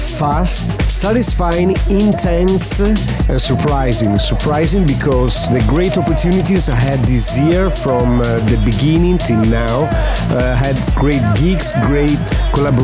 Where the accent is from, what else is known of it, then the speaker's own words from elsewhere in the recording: Italy; I'm from Italy.